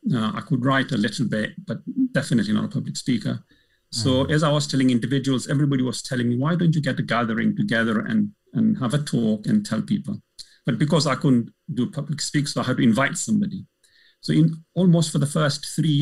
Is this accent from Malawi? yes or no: yes; Malawi; now in United Kingdom; Coming from an African background, I'm originally from Malawi